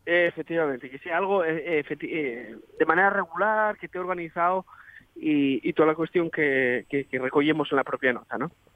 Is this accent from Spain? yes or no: yes; Asturias, Spain